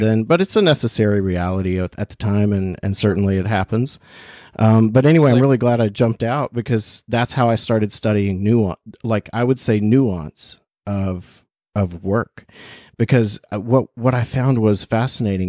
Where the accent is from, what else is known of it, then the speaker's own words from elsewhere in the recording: Bluefield, West Virginia, United States; moved away as an adult; also born or lived in China / Portugal; I went to school in West Virginia. That's where I grew up. Mm-hmm. Um, I grew up in Bluefield, a small town in the South